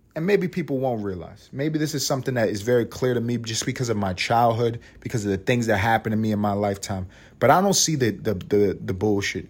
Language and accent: English; New York City, New York, United States; am from New York City. I grew up in a neighborhood co, neighborhood called East Harlem, New York